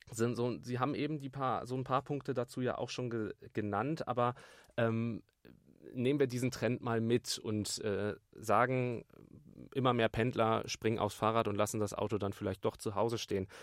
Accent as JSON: {"language": "German", "region": "Bremen", "country": "Germany", "moved": "yes", "said": "ich komme ganz ursprünglich aus Bremen"}